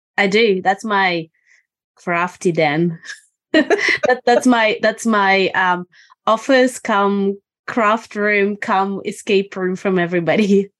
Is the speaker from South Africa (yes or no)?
no; Estonia; now in Australia; I'm originally from Estonia. And I've been in Australia since December 2000.